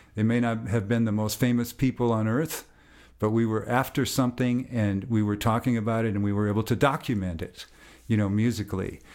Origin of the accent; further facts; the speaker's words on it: United States; I'm an American